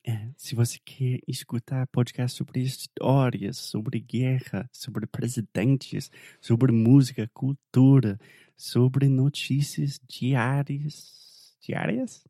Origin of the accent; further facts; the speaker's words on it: the South of the United States, United States; Portuguese is a second language; eu sou do sul dos Estados Unidos